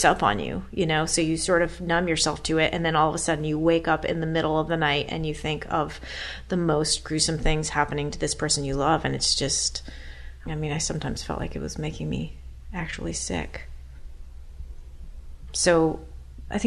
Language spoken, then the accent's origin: English; Burlington, Vermont, United States; When I was growing up in Burlington, Vermont, as a teenager